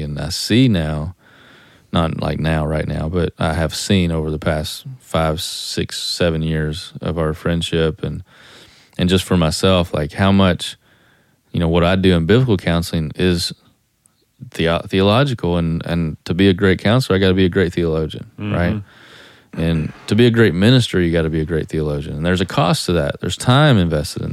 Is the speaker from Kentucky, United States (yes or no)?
yes; Eastern Kentucky, United States; I'm from Eastern Kentucky